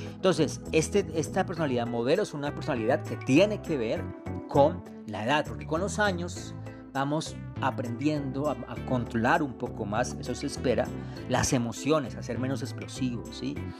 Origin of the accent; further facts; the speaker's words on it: Colombia; Colombia del alma, mi tierra hermosa